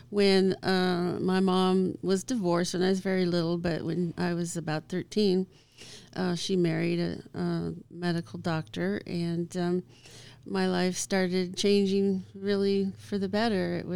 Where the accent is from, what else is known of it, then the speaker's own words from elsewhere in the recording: Vancouver, British Columbia, Canada; I um, started out in Canada. Um, I was born in Vancouver, Canada.